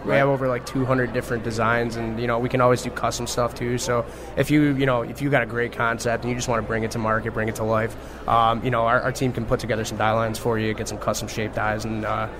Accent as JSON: {"language": "English", "town": "Buffalo", "region": "New York", "country": "United States"}